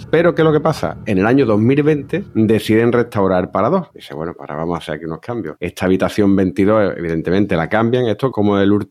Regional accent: Jaén, Andalusia, Spain; Yo me crié en Jaén, tío.

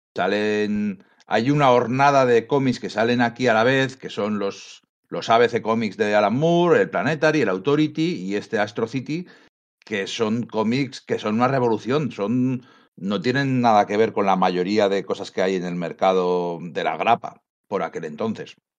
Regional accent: Bilbao, Basque Country, Spain; yo siempre digo que yo soy de Bilbao, capital del multiverso

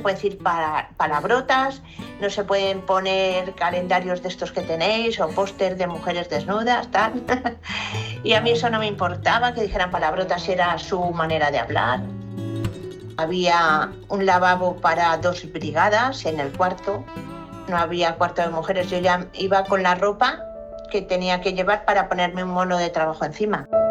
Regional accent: León, Castile and León, Spain; now in Valencia, Spain; me voy a León, que es mi tierra

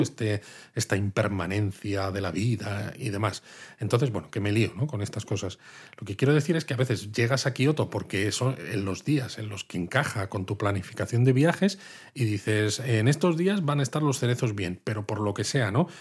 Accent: Madrid, Community of Madrid, Spain; now in Kyoto, Japan

